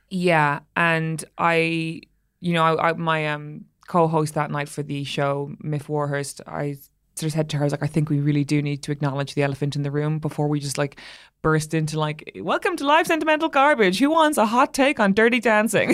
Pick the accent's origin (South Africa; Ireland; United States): Ireland; being an Irish person